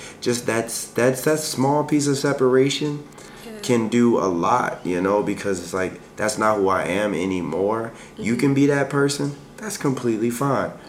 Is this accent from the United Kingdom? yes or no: no; Baltimore, Maryland, United States; now in Hawaii, United States; I grew up in Baltimore